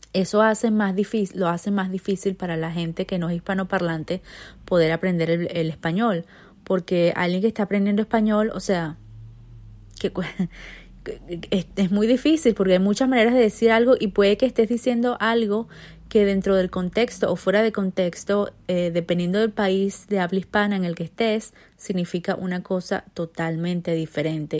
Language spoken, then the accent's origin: Spanish; Venezuela; first language Spanish; moved away; also born or lived in Spain